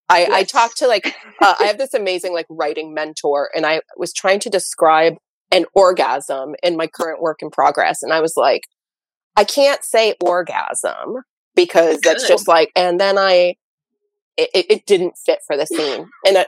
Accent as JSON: {"language": "English", "region": "New Hampshire", "country": "United States", "said": "I'm from New Hampshire."}